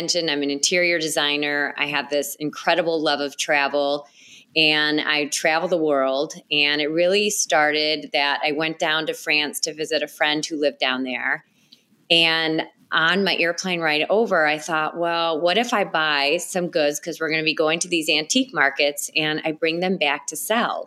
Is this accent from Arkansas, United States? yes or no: no; Chicago, Illinois, United States; I'm a native Chicagoan. I grew up in the Northwest suburbs, born and raised, and I've lived here my whole life